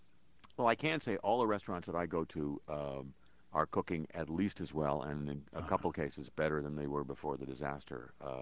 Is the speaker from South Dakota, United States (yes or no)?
no; Los Angeles, California, United States; also born or lived in New Orleans; my hometown of birth, Los Angeles. Los Angeles is a wonderful place, and I still live there